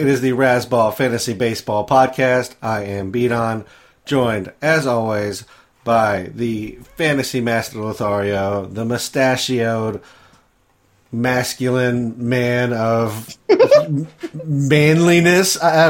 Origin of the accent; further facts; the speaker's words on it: Midwest, United States; I am from the Midwest.